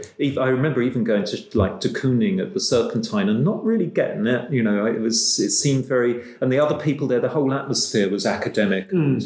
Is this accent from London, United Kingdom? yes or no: yes; London, United Kingdom; being a Londoner all my life